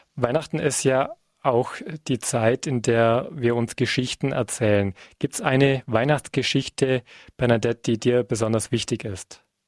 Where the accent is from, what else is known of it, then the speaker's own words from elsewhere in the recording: Bavaria, Germany; bei uns in Bayern